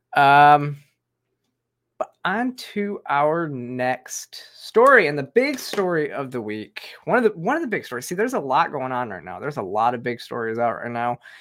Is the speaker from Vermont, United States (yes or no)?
no; Michigan, United States; I'm from Michigan